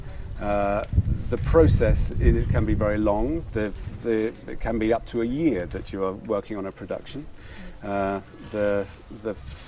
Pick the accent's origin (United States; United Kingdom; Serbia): United Kingdom; In Western Europe, I'm from Britain.